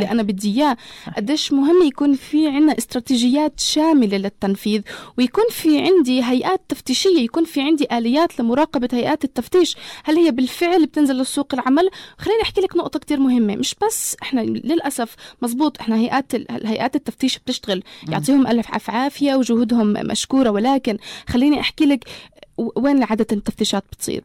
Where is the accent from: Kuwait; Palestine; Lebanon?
Palestine; عندنا بفلسطين